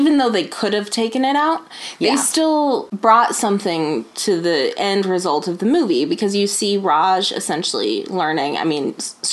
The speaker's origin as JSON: {"language": "English", "country": "United States", "said": "as an American"}